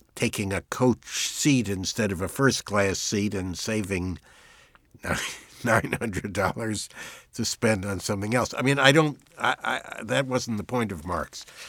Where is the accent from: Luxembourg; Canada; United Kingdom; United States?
United States; I am an American